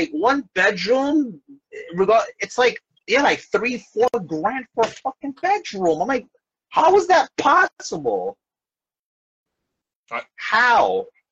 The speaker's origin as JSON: {"language": "English", "town": "New York City", "region": "New York", "country": "United States", "moved": "yes", "lives_now": "New Jersey, United States", "said": "I'm originally from New York, but I live in Jersey, but like, it's so crazy how, I'm from Brooklyn, so I in Williamsburg by the BQE, the Brooklyn Queens Expressway."}